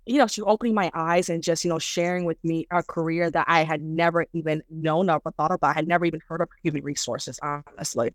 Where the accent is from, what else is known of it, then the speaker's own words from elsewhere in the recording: United States; English is a second language; also born or lived in Dar es Salaam, Tanzania / New York, United States; have grown up here, educated here